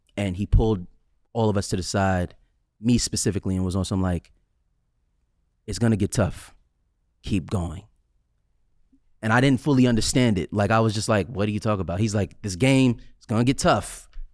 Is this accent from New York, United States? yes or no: yes; New York City, New York, United States; I'm from Staten Island